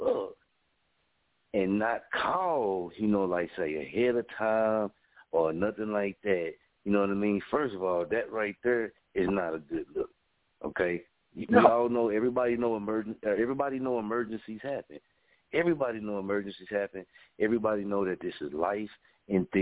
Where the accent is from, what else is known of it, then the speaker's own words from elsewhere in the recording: Story, Oklahoma, United States; I'm from Story, Oklahoma